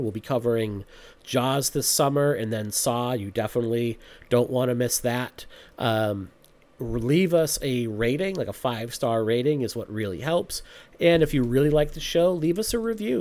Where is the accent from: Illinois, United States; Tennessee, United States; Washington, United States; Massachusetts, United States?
Massachusetts, United States; I'm from Massachusetts